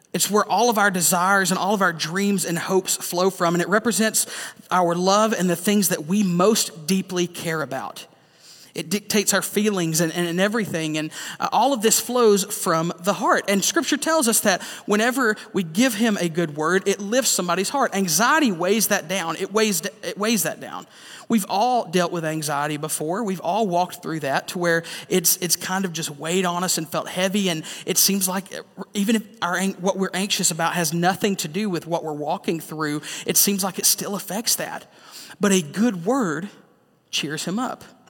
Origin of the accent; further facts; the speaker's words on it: the South, United States; growing up in the South